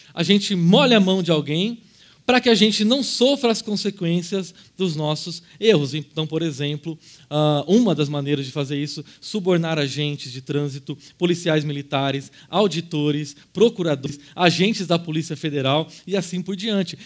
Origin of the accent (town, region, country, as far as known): Brazil